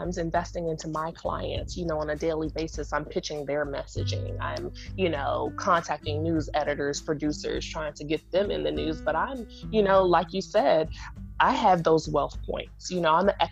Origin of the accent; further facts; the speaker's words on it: Washington, District of Columbia, United States; I'm from, raised, based, born and reared in Washington, D.C.